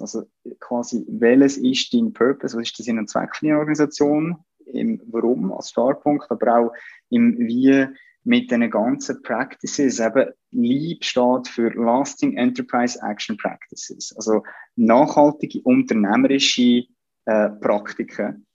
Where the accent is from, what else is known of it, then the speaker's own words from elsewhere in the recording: Central Switzerland, Switzerland; ich bin da in, in der Innerschweiz aufgewachsen